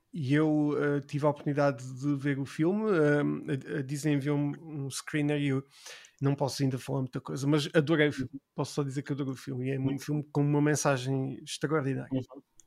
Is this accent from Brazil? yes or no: no; Portugal; ich um, ah, komme aus Portugal